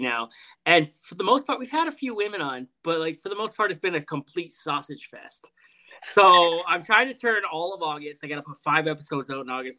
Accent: Toronto, Ontario, Canada; now in Edmonton, Canada; We're from Toronto originally

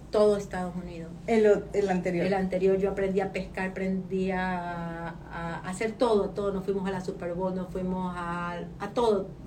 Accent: Ecuador; moved away as an adult; now in United States; Soy ecuatoriana, no venezolana.

